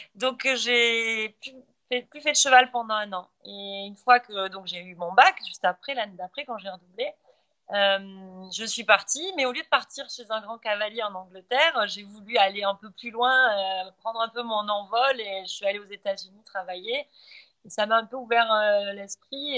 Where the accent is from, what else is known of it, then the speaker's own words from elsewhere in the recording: Montpellier, Occitania, France; moved away as an adult; now in Qatar; je suis française de Montpellier, donc méditerranéenne